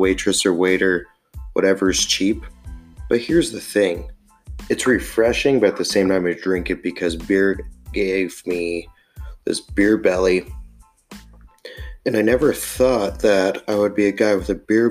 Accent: Montana, United States; I am born and raised in Montana

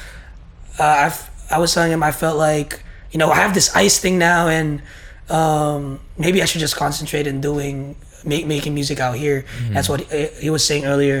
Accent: Bay Area, California, United States; I'm from the Bay Area, California

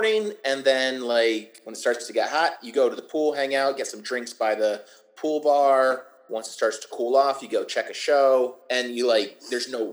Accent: Florida, United States; I am third generation Florida cracker.

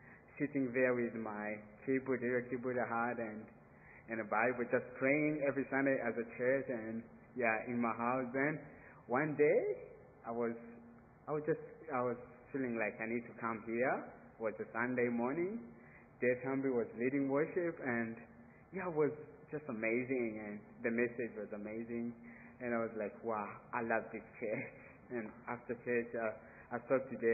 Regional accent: Burundi; moved away as an adult; To be away from Burundi, it's a bit hard because I was born in Burundi

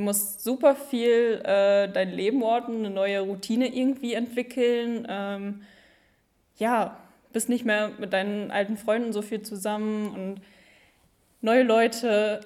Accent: Büscherheide, North Rhine-Westphalia, Germany; ich bin 19 Jahre alt und komme aus Büscherheide.

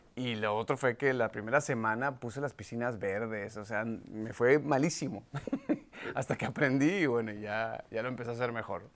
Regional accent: Venezuela; moved away as an adult; now in United States

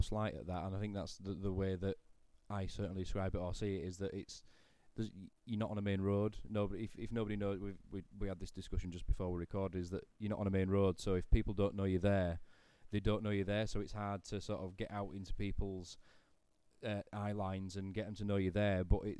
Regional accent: Great Preston, Yorkshire and the Humber, United Kingdom; I grew up in Great Preston, which is a village in between all three.

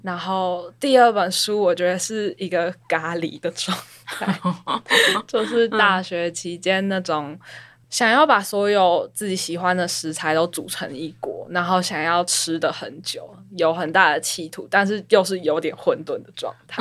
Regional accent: Taipei, Taiwan; also born or lived in London; 因为我就是出生在台北，然后基本上我也没有离开过台北，我从小到大的求学都是在这里

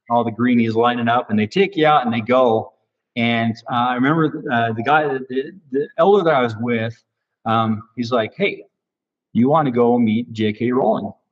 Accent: Phoenix, Arizona, United States; I was from Phoenix. You know, uh, originally uh, born, and, and then we moved later there later uh, from Phoenix to Ucon.

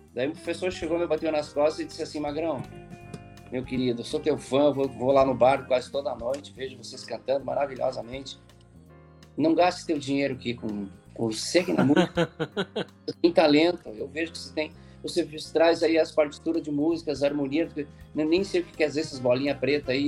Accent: Campo Novo, Rio Grande do Sul, Brazil; moved away; also born or lived in Passo Fundo; na minha cidade, em Campo Novo, onde eu nasci

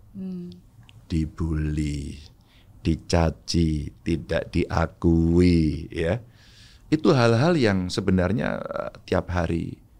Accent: Java, Indonesia; mungkin saya orang Jawa.

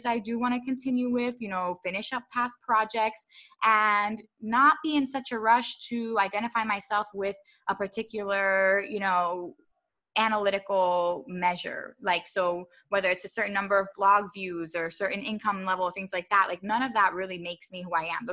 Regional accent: Philadelphia, Pennsylvania, United States; also born or lived in Baltimore; I grew up in Philadelphia

